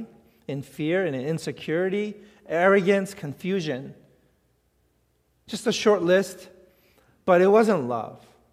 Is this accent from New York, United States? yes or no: yes; New York City, New York, United States; I grew up in New York City.